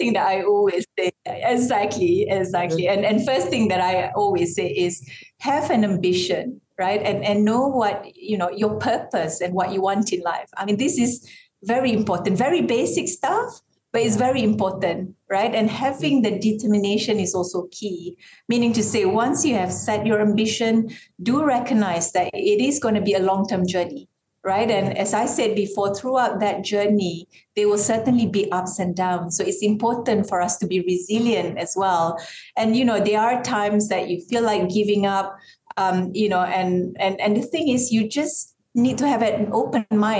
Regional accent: Sarawak, Malaysia; I'm very, very proud to be a Malaysian.

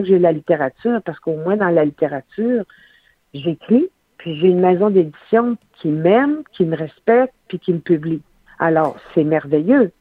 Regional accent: Saguenay, Quebec, Canada; moved away; Je suis euh, à notre chalet au Saguenay. Moi, j'ai fait effectuer un retour aux sources après avoir été 20 ans en esprit. Je suis de retour dans ma région natale.

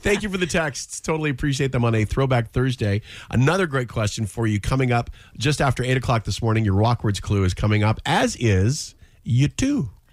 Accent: Edmonton, Alberta, Canada; growing up in Edmonton

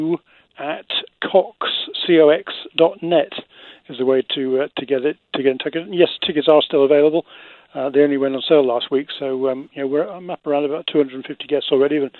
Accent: England, United Kingdom; accent: Queen's English; now in United States

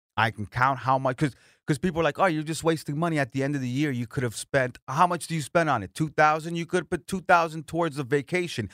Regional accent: Florida, United States; also born or lived in Colombia; I'm from Florida, so it's like my Sunshine State

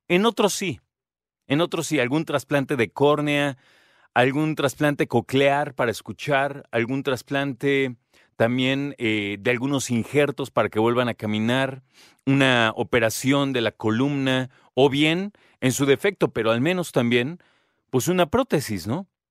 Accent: Mexico; los que nos contaron como mexicanos

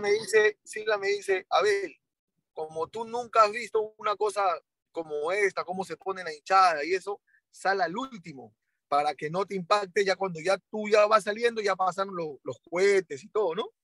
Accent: Colombia; moved away; yo estaba en Colombia porque nosotros nos criamos en Colombia.

